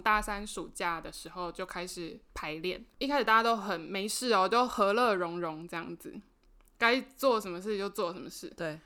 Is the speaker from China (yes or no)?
no; Penghu County, Taiwan; 我是澎湖人嘛